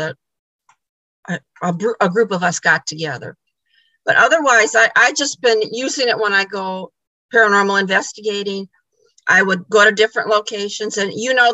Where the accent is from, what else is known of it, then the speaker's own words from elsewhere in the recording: Illinois, United States; now in Michigan, United States; I'm originally from Illinois